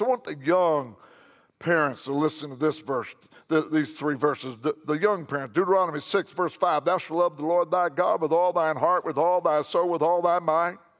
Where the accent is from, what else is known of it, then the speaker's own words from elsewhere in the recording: McLeansboro, Illinois, United States; my hometown, McLeansboro, Illinois